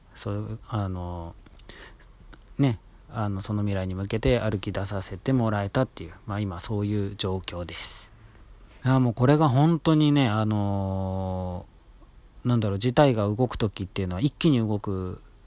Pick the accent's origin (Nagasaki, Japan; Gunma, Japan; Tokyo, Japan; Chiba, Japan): Tokyo, Japan; moved away as an adult; also born or lived in Nagoya, Aichi; 僕、東京生まれ東京育ちなんですけれども